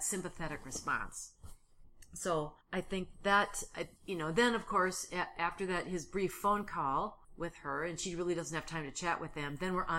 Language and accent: English; Minnesota, United States; Because we're from Minnesota.